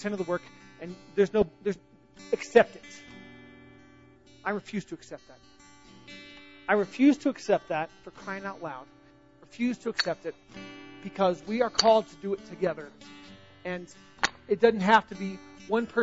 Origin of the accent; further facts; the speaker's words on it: the South, United States; I'm from the South.